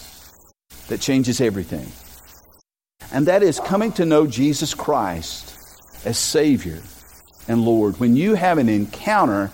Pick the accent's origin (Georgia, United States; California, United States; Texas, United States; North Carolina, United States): North Carolina, United States; Robersonville; born or raised there